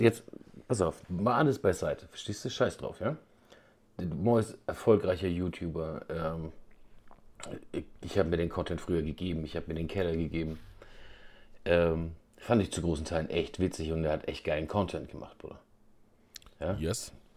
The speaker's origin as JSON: {"language": "German", "region": "Bavaria", "country": "Germany"}